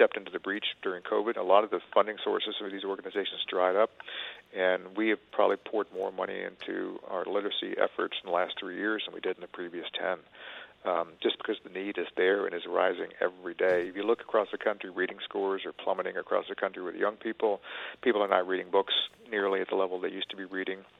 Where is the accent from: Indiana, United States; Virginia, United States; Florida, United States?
Virginia, United States; I grew up in Jim Crow Virginia in the 60s.